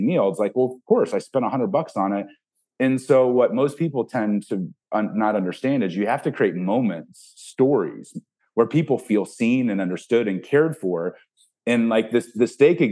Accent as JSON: {"language": "English", "region": "Ohio", "country": "United States", "tie": "born or raised there", "said": "I grew up in Ohio."}